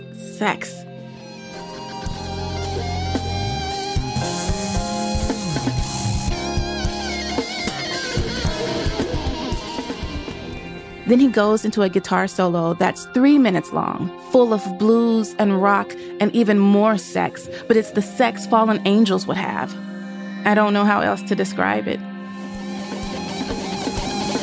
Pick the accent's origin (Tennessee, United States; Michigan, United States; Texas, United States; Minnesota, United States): Tennessee, United States; Nashville; moved away as an adult; also born or lived in New Orleans; in my hometown of Nashville